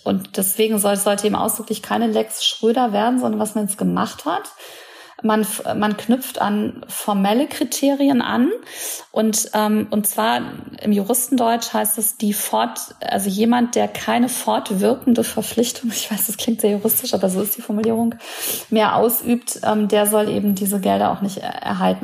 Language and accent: German; near the Ruhr area, North Rhine-Westphalia, Germany; ich komme aus NRW, also ich kenne das mhm. ganz gut. Ich komme auch aus der Nähe des Ruhrgebiets